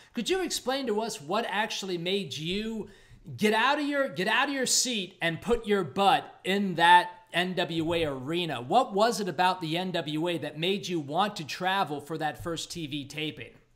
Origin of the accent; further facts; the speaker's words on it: Los Angeles, California, United States; growing up in Los Angeles